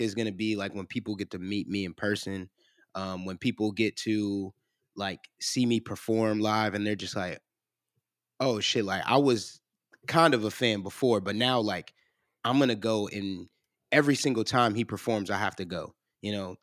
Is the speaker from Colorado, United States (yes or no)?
no; Cleveland, Ohio, United States; now in Columbus, United States; I'm originally from Cleveland